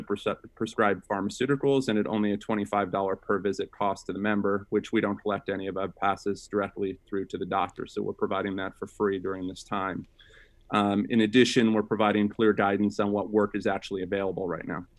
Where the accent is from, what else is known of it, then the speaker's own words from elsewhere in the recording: Sacramento, California, United States; I grew up in Sacramento, uh, California, with a single mom